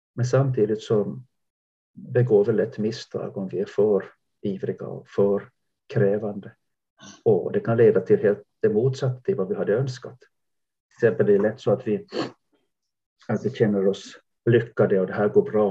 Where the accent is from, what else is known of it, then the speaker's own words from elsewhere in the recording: Jakobstad, Ostrobothnia, Finland; now in Sweden; jag växte upp i, Jakobstad västra Finland vid kusten